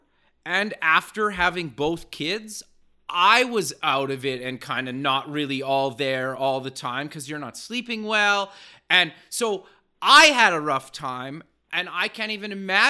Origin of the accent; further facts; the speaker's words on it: Canada; I'm Canadian